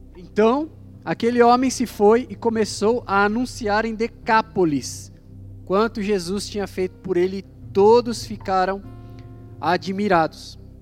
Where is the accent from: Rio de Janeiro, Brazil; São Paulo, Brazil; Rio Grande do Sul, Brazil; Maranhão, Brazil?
São Paulo, Brazil; Guarulhos; nós somos de Guarulhos